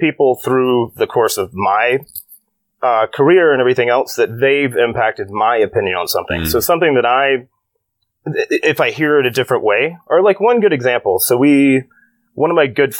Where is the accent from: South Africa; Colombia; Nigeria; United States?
United States; Birmingham, Alabama; moved away; born and raised in Alabama, to a fairly conservative household